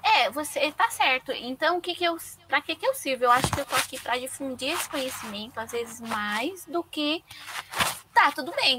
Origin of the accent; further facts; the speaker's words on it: Brazil; moved away as an adult; also born or lived in China; eu nasci no Brasil